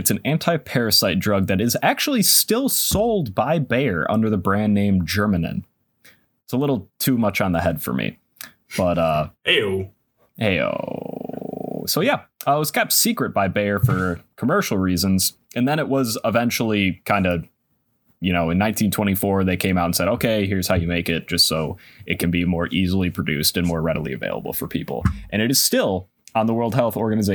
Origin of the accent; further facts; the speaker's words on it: United States; I am American.